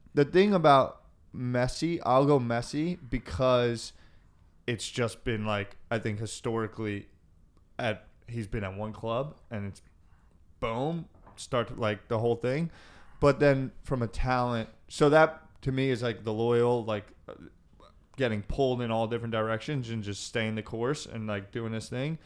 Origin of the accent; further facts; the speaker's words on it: United States; As an American, because I grew up, my mother's, um, a firstborn American Danish descent.